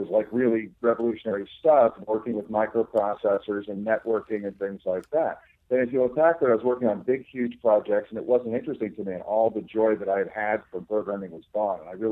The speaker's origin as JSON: {"language": "English", "region": "New Jersey", "country": "United States", "tie": "born or raised there", "said": "I grew up in New Jersey"}